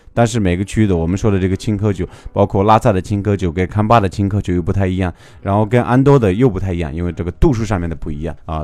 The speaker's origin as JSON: {"language": "Chinese", "town": "Shangri-La", "region": "Yunnan", "country": "China", "tie": "born or raised there", "said": "我的家乡呢，是来自于 呃，云南迪庆、香格里拉"}